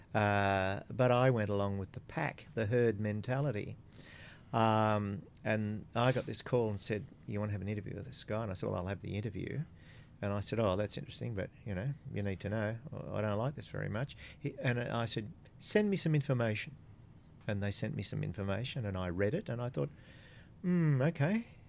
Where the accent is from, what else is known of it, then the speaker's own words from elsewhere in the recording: Coonabarabran, New South Wales, Australia; now in Central Coast, Australia; I'm a boy from Coonabarabran